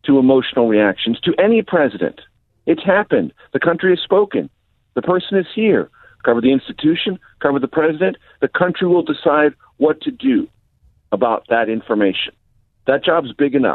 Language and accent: English; San Diego, California, United States; moved away as an adult; also born or lived in Amarillo, Texas / Las Vegas, Nevada / Houston, Texas / Columbia, Missouri; now in Washington, United States; I grew up in San Diego, came to the Midwest